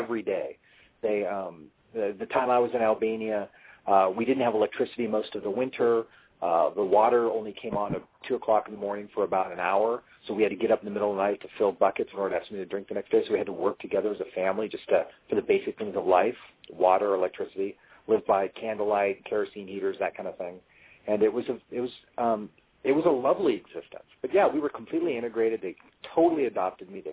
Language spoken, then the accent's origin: English; Eugene, Oregon, United States; I grew up in the town of Eugene, Oregon, in Eugene in the Willamette Valley